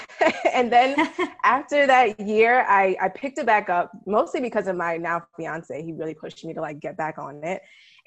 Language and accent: English; New York City, New York, United States; also born or lived in Ithaca, New York; I'm originally from New York City